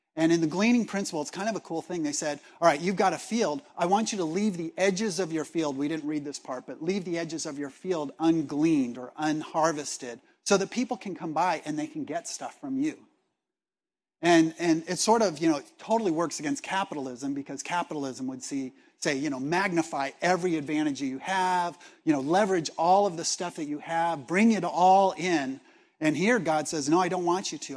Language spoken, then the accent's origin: English; Los Angeles, California, United States; I was born in Los Angeles